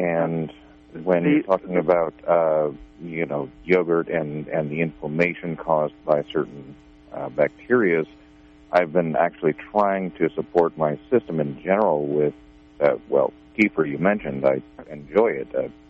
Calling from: Garberville, California, United States; Garberville, thank you.

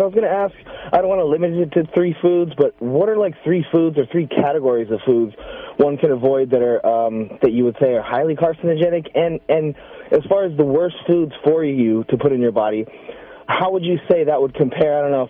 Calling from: Garberville, California, United States; Hi. Actually, I'm in Garberville right now.

